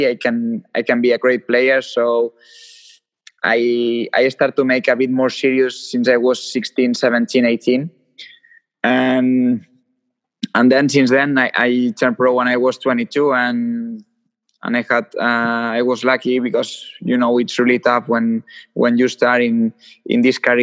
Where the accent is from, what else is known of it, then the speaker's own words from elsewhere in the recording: Lleida, Catalonia, Spain; And I'm from Lleida. It's a city which is 150 kilometers from Barcelona